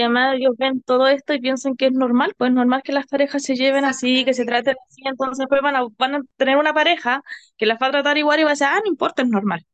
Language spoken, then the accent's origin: Spanish; Rancagua, O'Higgins, Chile; also born or lived in Machalí; me fui a vivir a, a Machalí, soy de Rancagua.